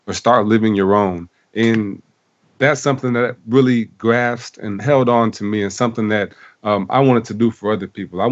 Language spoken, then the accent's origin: English; South Bend, Indiana, United States; I was born and raised in South Bend, Indiana